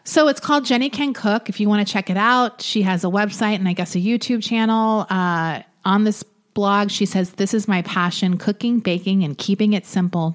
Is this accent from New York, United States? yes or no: yes; New York, United States; now in Los Angeles, United States; I'm from New York originally